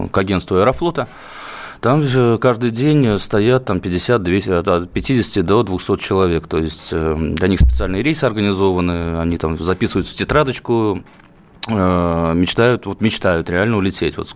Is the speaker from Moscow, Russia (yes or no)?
no; Mordovia, Russia; Я очень удивился, потому что сам э, родом из Мордовии, и там это ну